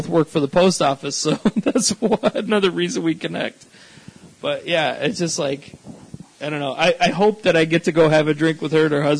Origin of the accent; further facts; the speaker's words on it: Chicago, Illinois, United States; now in Phoenix, United States; growing up in Chicago, being in Phoenix.